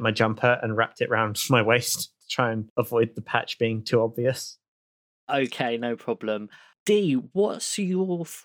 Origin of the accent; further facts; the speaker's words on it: United Kingdom; This I'm British. It would take me at least like five to six hours to build up enough rage to confront someone about something.